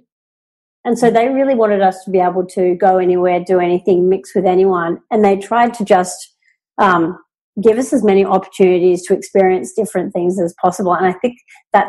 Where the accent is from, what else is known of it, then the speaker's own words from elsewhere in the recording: Tamworth, New South Wales, Australia; also born or lived in Sydney; I was born in Sydney, but we moved to Tamworth in northern New South Wales when I was seven.